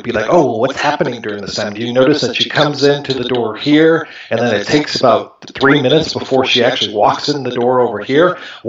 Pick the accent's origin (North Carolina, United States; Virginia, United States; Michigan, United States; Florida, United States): Michigan, United States; also born or lived in Ohio; I grew up, I was born in Ohio, and then I moved up to Michigan when I was two, and so I've been here ever since.